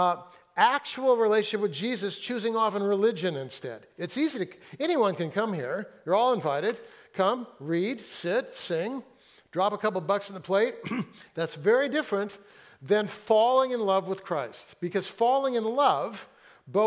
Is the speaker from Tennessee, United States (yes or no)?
no; Fresno, California, United States; now in Seattle, United States; I grew up in Fresno, where like 105, 110